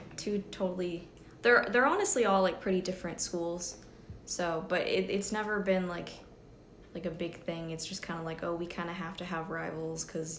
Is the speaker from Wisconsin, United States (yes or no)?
no; Newport, Rhode Island, United States; I'm from Newport, Rhode Island.